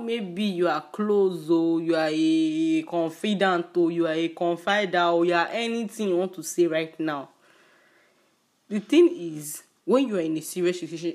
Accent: Nigerian Igbo, Igboland, Nigeria; a Nigerian Igbo girl that I am

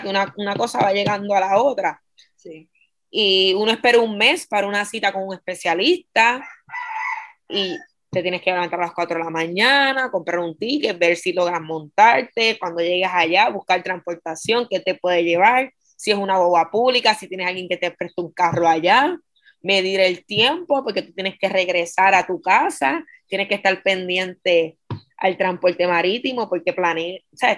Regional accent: Vieques, Puerto Rico; also born or lived in Fajardo; Yo nací en Fajardo para 1993, ¿verdad? Para esa fecha las mujeres viequenses no podían dar a luz en Vieques, así que, ¿verdad? A mi mamá le tocó este, cruzar el charco y dar a luz en Vieques, pero ya los tres días de haber nacido ella estaba en Vieques. Así que yo me crié en Vieques eh, toda mi vida

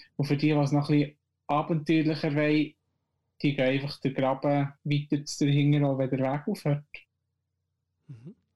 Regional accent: Switzerland; bei uns in der Schweiz

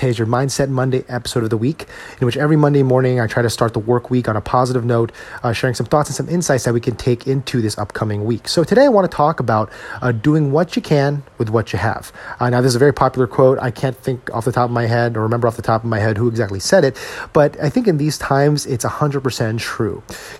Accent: Edison, New Jersey, United States; my hometown, Edison, New Jersey

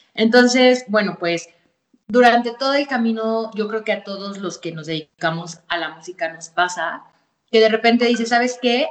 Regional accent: Pachuca, Hidalgo, Mexico; aquí en mi ciudad, soy de Pachuca Hidalgo

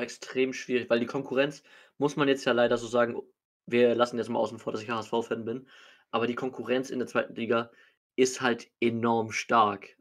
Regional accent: Hamburg, Germany; als Hamburger bin ich jetzt ganz froh

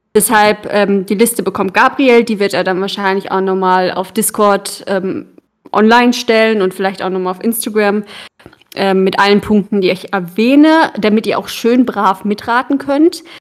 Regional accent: Bremen, Germany; Als Kinder in Bremen in dieser Eishalle

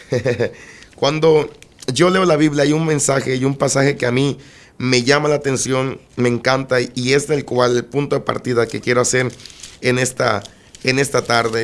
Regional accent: Minatitlán, Veracruz, Mexico; nacimos en Minatitlán, Veracruz. En Minatitlán, Veracruz somos originarios de allá.

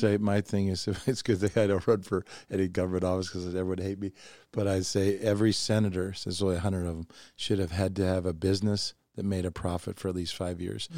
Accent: Oregon, United States; also born or lived in New York; I was raised a hippie in Oregon, you know, I was from New York and then I went to Oregon.

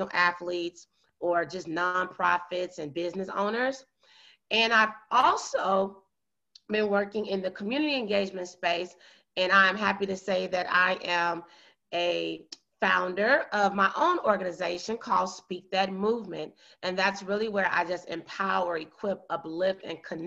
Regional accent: small town south of Chicago, Illinois, United States; I'm from a small town in the United States of America, south of Chicago, Illinois. And I, you know, was born and raised there

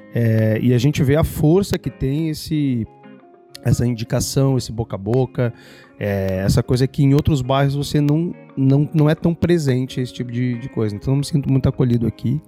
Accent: Esteio, Rio Grande do Sul, Brazil; now in São Paulo, Brazil; Eu sou um gaúcho de esteio

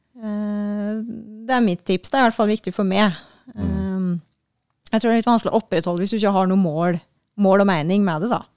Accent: Gudbrandsdalen, Innlandet, Norway; moved away; Gudbrandsdalen, der jeg er fra

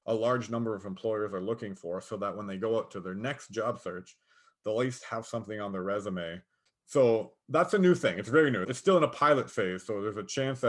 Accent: Niagara, Ontario, Canada; I'm from Niagara. So when I worked at the border, I worked at the Niagara border

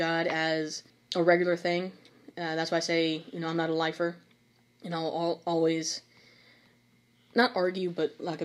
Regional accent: Brazoswood, Texas, United States; We are both Brazoswood grads of 2013

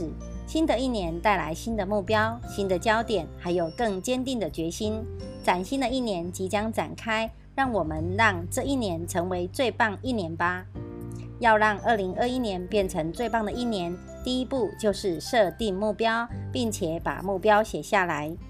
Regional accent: Miaoli County, Taiwan; 今天为大家导读的主题是

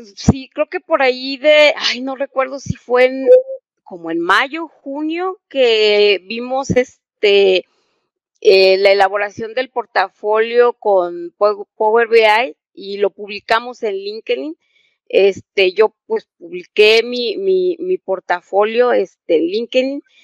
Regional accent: Mexico; also born or lived in San Luis Potosí; yo soy de México

